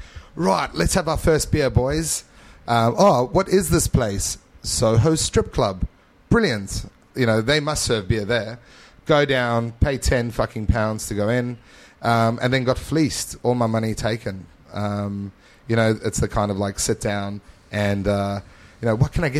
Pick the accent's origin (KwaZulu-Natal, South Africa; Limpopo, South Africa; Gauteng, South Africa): Gauteng, South Africa; Johannesburg; moved away as an adult; also born or lived in Mpumalanga, South Africa; now in Adelaide, Australia; we moved from Johannesburg to Mpumalanga province, which is like on the border of Mozambique